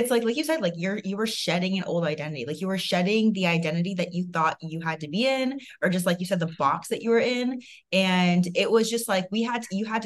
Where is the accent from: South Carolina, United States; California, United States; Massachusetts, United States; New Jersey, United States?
Massachusetts, United States; moved away as an adult; also born or lived in Boston; now in Arizona, United States; I lived in Boston, so I came from Boston, and I knew I wanted to get out of there. I wanted to get out of Massachusetts. Like I have had grown up there